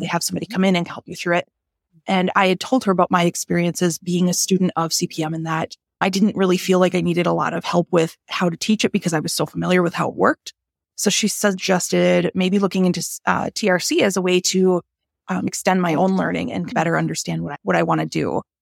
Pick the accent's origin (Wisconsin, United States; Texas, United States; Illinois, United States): Wisconsin, United States; Green Bay; I grew up in Green Bay